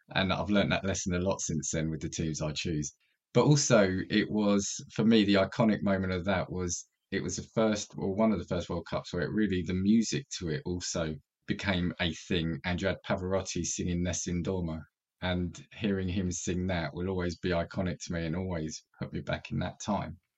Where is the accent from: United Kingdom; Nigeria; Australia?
United Kingdom; as a British kid